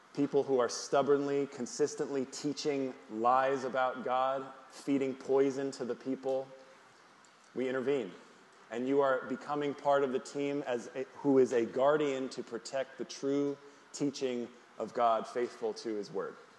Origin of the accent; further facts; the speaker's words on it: Northeast, United States; now in Troy, United States; I'm from the Northeast